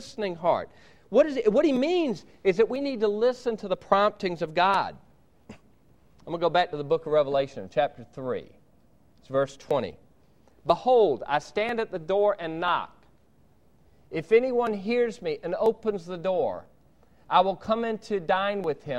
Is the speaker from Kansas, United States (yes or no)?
no; Georgia, United States; I'm from Georgia